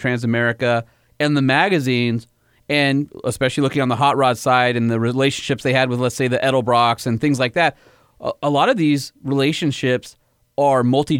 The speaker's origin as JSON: {"language": "English", "area": "Orange County", "region": "California", "country": "United States", "said": "I'm some kid from Orange County who has a dream job"}